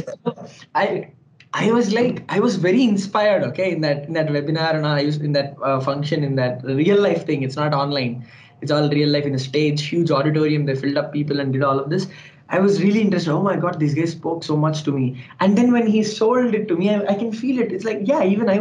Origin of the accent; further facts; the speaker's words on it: Andhra Pradesh, India; I'm a Telugu guy, I'm from Andhra Pradesh